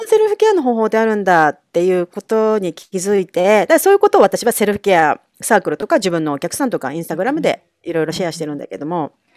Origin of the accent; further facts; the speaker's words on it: Kanagawa, Japan; moved away as an adult; now in New York, United States; 私は神奈川出身